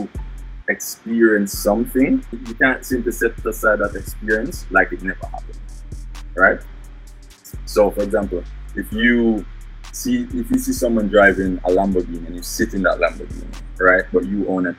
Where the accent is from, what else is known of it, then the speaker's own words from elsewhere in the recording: Kingston, Jamaica; accent: Jamaican; now in North Carolina, United States; I come from Kingston, Jamaica. Now I live in the United States. I'm in North Carolina at the moment